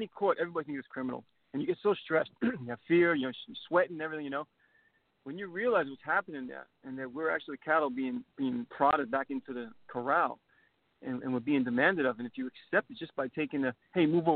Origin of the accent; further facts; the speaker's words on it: New York City, New York, United States; I'm Italian-American. I watched my father take a beating growing up in New York City